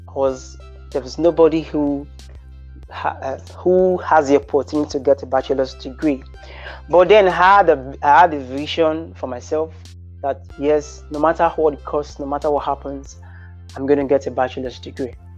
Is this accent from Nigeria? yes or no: yes; Nigeria; as a Nigerian